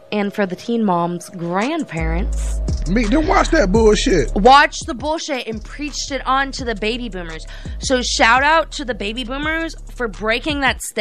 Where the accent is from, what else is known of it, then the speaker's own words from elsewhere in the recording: Sarasota, Florida, United States; I grew up in Sarasota.